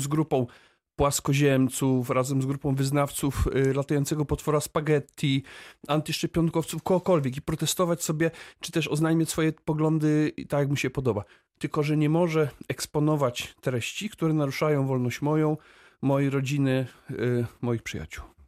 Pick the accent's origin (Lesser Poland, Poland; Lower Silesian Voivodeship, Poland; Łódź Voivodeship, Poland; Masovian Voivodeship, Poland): Lower Silesian Voivodeship, Poland; Wrocław; ja jestem wrocławinem z urodzenia.